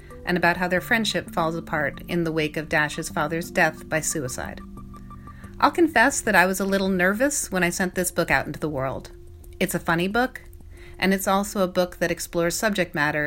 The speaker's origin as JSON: {"language": "English", "region": "Vermont", "country": "United States", "tie": "born or raised there", "said": "I grew up in Vermont, and I was one of only a handful of Jewish kids at my elementary school"}